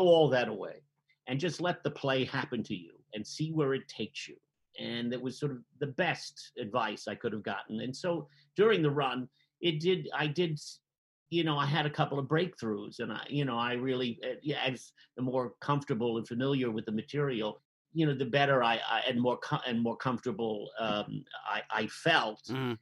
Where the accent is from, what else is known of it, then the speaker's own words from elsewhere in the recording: Jersey City, New Jersey, United States; as an Irish Catholic kid in Jersey City